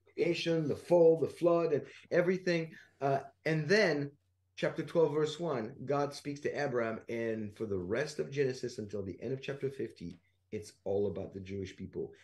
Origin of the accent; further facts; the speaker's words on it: France; I'm from France